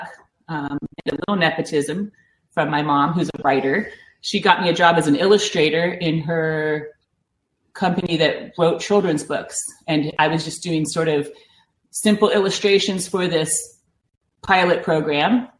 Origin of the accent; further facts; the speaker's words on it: Granville, Ohio, United States; now in California, United States; I am from Ohio. I'm from a small town in the center of Ohio called Granville, Ohio